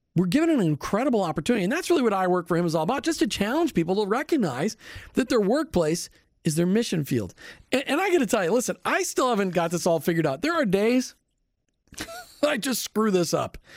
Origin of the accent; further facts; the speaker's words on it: Minnesota, United States; now in Florida, United States; Growing up in Minnesota